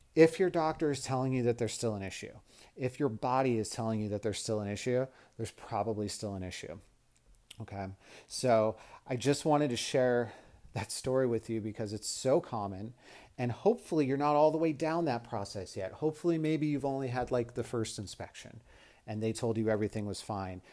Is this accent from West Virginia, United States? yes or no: no; Las Vegas, Nevada, United States; also born or lived in Mississippi; I was from Las Vegas